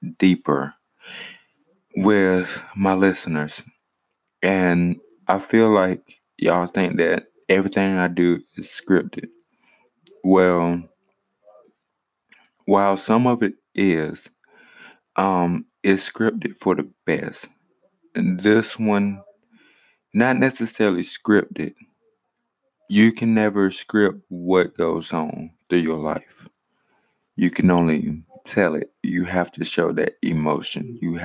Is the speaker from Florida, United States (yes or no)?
no; Greenwood, South Carolina, United States; also born or lived in Richmond, Virginia / Saluda, South Carolina; now in Ninety Six, United States; I was born in Greenwood, South Carolina. Now, granted, I have lived in Richmond, Virginia. I have lived in Saluda, South Carolina. And now I stay in a small town named 96, South Carolina.